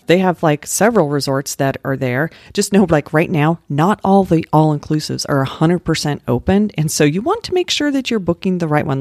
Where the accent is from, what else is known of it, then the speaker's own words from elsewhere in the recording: Littleton, Colorado, United States; I grew up in Littleton